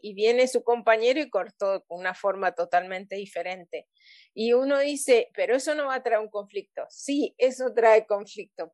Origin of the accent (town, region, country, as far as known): Mendoza, Argentina; also born or lived in Papua New Guinea